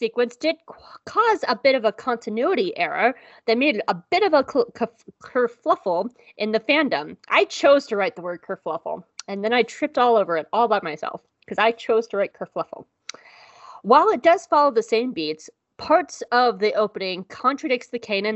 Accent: the South, United States; I am from the South

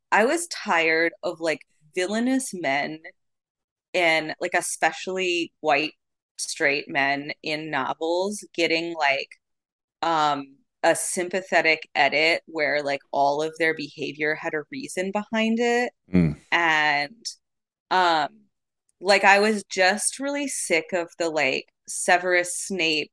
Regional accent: Arizona, United States; I'm from Arizona

